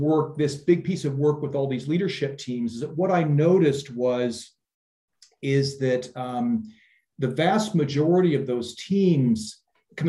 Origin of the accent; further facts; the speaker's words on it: Iowa, United States; moved away as an adult; also born or lived in Silicon Valley, United States; now in Europe; I'm originally from Iowa, which is the middle part of the United States.